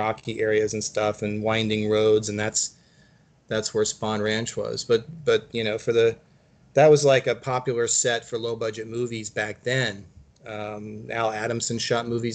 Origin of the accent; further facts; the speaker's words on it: Virginia, United States; now in California, United States; I'm from Virginia originally